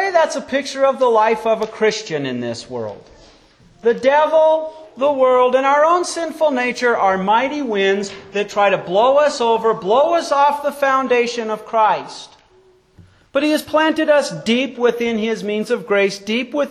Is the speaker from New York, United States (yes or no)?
no; Wyoming, United States; When I was a child growing up in Wyoming